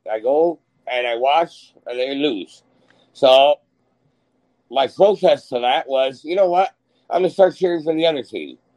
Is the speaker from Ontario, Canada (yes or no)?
yes; Toronto, Ontario, Canada; Yeah, we're from Toronto.